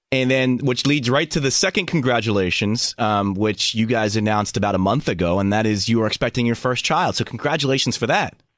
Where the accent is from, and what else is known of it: Philadelphia, Pennsylvania, United States; born or raised there